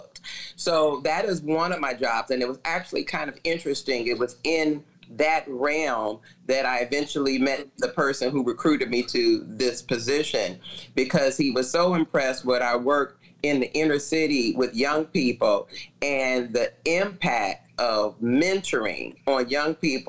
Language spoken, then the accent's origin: English; Chicago, Illinois, United States; I'm born and raised in Chicago